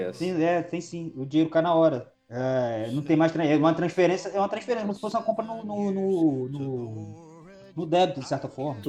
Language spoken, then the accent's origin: Portuguese; Brazil; a gente é brasileiro